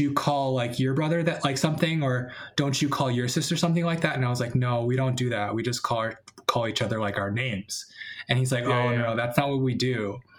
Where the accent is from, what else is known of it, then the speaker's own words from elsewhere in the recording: New Jersey, United States; also born or lived in Chicago, Illinois; I was born in Chicago, so my mom's whole family is here, but we actually moved out to New Jersey for my dad's work. And I think we were pretty lucky in that my siblings and I, we did grow up in a town where there was a, you know, pretty decent Asian community.